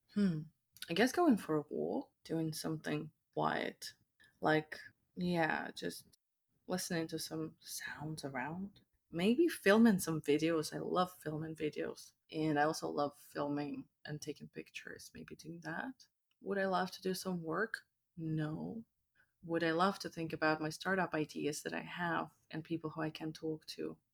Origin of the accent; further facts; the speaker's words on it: Moscow, Russia; now in Canada; I was born and raised in Moscow